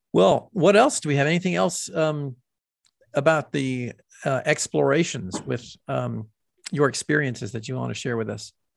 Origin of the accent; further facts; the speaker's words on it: the South, United States; accent: Southern; me having a Southern accent